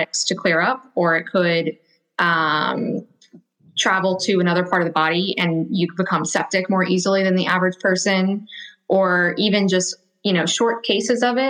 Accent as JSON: {"language": "English", "region": "Louisiana", "country": "United States", "said": "I'm from Louisiana"}